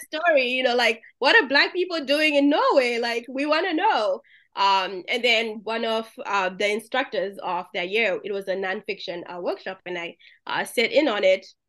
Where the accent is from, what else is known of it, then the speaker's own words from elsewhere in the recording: Zimbabwe; moved away; I'm from Zimbabwe, so our version of Kool-Aid is Jolly Juice